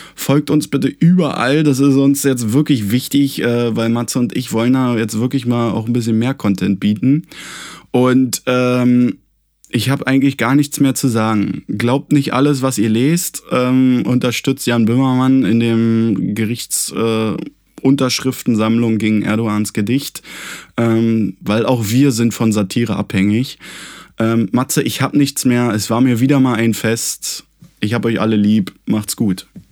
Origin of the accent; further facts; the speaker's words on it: Germany; wir sind Deutsche